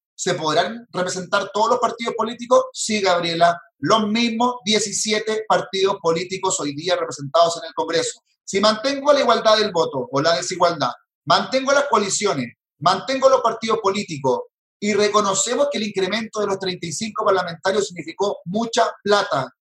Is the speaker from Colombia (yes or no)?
no; Chile